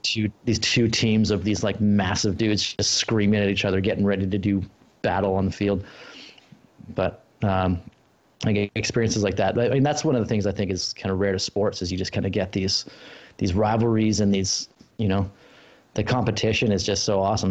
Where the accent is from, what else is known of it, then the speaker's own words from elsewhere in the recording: Australia; moved away; I was born in Australia and my family's still down there